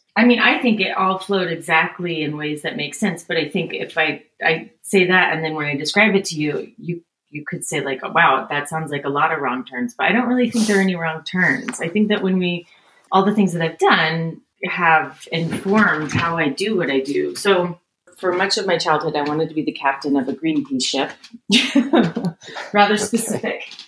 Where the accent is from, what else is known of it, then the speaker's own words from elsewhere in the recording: Northern California, United States; I grew up in Northern California.